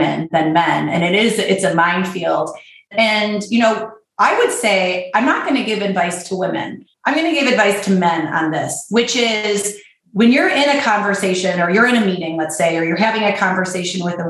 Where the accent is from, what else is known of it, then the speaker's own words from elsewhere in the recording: Michigan, United States; I grew up in Michigan, so I've got my Midwestern, you know, white female